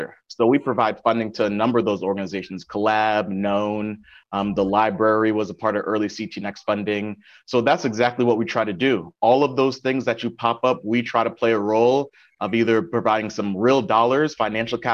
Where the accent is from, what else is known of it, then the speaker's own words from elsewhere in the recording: Windsor, Connecticut, United States; also born or lived in Hartford, Connecticut / New Haven, Connecticut; I was born in Windsor, Connecticut, lived in Hartford for a number of years, and then moved to New Haven